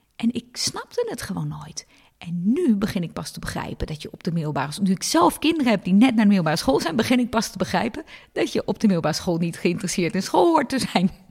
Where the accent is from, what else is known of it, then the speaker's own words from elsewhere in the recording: Hilversum, North Holland, Netherlands; ik ben in Hilversum opgegroeid.